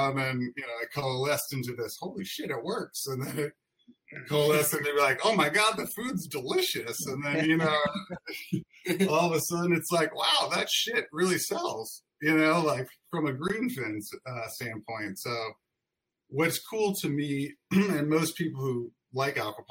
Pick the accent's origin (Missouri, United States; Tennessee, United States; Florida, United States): Missouri, United States; St. Louis; we were born and raised in St. Louis